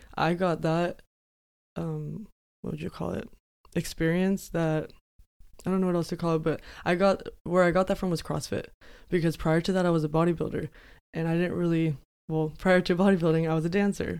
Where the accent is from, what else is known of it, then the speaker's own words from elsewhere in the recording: Yuma, Arizona, United States; I am from Yuma, born and raised